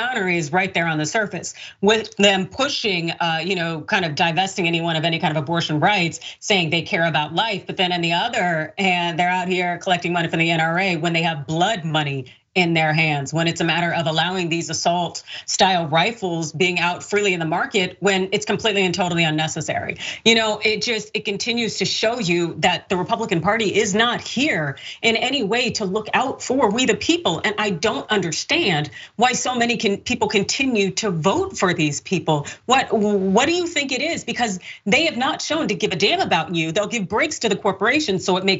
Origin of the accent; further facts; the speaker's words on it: California, United States; as a Californian